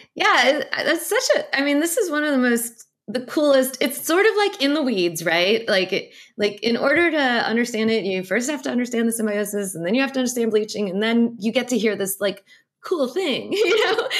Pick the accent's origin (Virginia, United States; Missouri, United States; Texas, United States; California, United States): Missouri, United States; St. Louis; I grew up very landlocked in Saint Louis, Missouri.